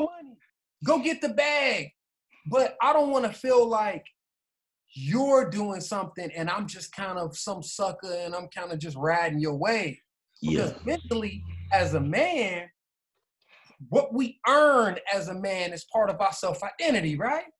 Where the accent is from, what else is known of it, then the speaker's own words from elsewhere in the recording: United States; we being African American